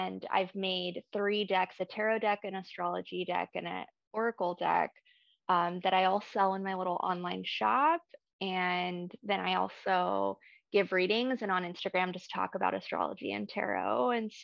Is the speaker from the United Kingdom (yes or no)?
no; Ecuador; I was born in Ecuador